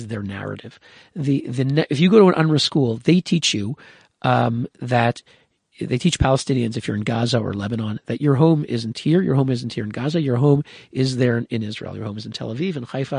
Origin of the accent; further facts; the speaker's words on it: Canada; now in Switzerland; I'm born in Canada. My grandparents came three generations ago. They fled anti-Semitism from Poland. You know, I'm Canadian